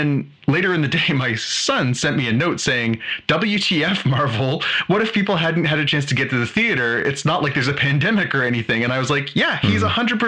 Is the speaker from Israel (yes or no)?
no; Canada